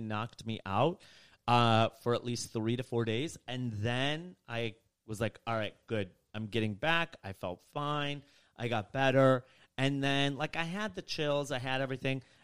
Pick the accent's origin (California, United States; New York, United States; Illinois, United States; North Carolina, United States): Illinois, United States; Rockford; moved away; I grew up in the suburbs of Chicago, Illinois. I grew up in Rockford, Illinois.